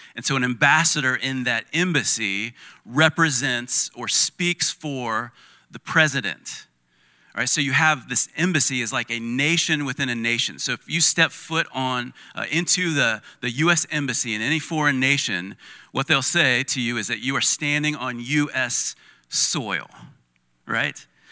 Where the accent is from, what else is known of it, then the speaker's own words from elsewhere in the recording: United States; we may be American, uh, but we're Christian first